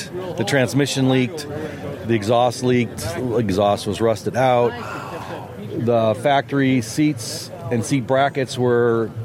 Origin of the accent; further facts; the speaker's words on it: El Dorado Hills, California, United States; Eldorado Hills